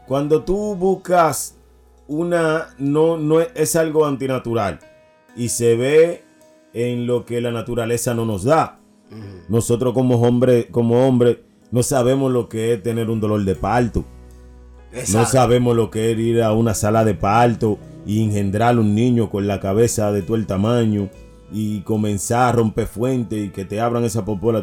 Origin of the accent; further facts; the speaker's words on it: Dominican Republic; como dominicano que soy